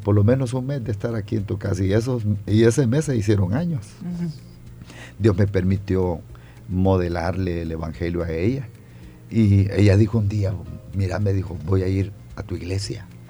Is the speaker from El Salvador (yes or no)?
yes; San Rafael Cedros, Cuscatlán, El Salvador; moved away as an adult; also born or lived in Santa Ana, El Salvador; now in San Salvador, El Salvador; soy santaneco de nacimiento, me crié en San Rafael Cedro del departamento de Cuscatlán